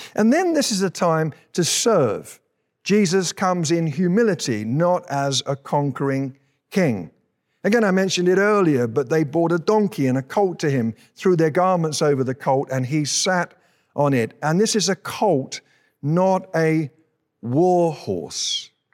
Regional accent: United Kingdom; now in Colorado, United States; we're British citizens

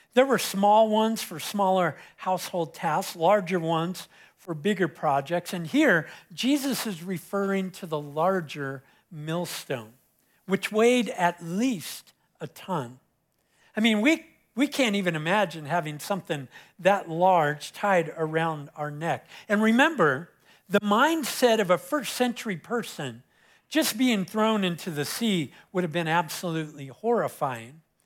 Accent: Southern California, United States; moved away; I was growing up in Southern California, uh, I, my beach was Huntington Beach, so I was about twenty or twenty-five minutes from Huntington

